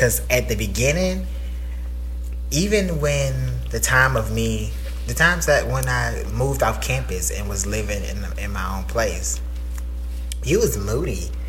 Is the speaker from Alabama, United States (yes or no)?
yes; Evergreen, Alabama, United States; I'm 26. I'm from a town called Evergreen, Alabama.